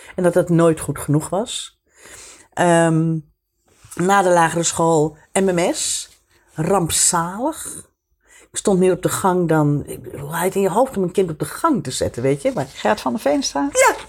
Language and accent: Dutch; Amsterdam, North Holland, Netherlands; moved away; ik ben opgegroeid in Amsterdam. Zo in de jaren 50. En ehm, eh, in de Diamantbuurt.